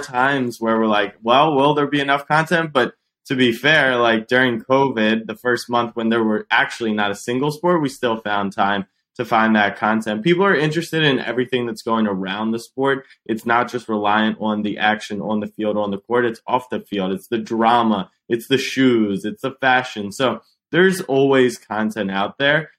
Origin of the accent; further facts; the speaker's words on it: Baltimore, Maryland, United States; moved away as an adult; also born or lived in Austin, Texas; I'd grown up going to Ravens games, Orioles